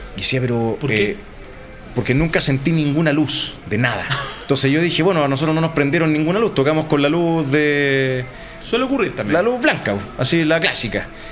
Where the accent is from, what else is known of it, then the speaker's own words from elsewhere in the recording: Chile; de Chile